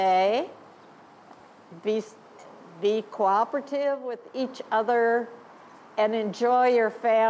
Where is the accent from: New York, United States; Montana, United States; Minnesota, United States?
Minnesota, United States; Anoka; I started in Anoka, and here I am. I'm still in Anoka.